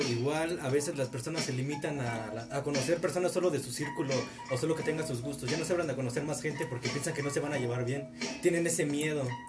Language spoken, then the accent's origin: Spanish; Valle de Chalco, State of Mexico, Mexico; me preguntan de dónde vienes, les digo de Charco y se asustan